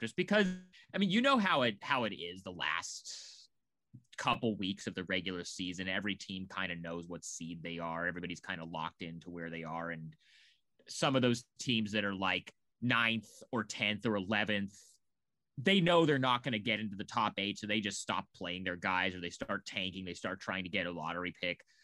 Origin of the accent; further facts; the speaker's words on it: Portland, Oregon, United States; moved away as an adult; also born or lived in Chicago; I, I'm from Portland.